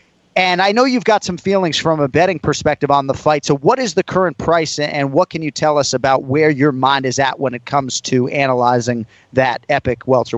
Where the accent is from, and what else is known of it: Boston, Massachusetts, United States; born or raised there